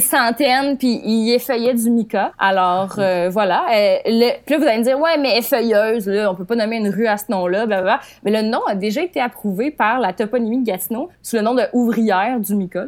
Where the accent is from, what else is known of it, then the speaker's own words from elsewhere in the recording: Outaouais, Quebec, Canada; une chronique sur ma région natale. Euh, c'est un cours de géographie. En secondaire 3, on apprenait plein de faits intéressants sur les régions administratives. Eh bien, voici l'Outaouais